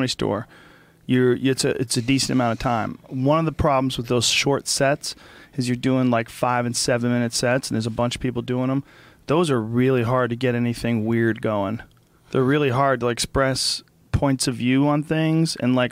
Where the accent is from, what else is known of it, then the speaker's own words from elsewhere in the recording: New Jersey, United States; I was born in New Jersey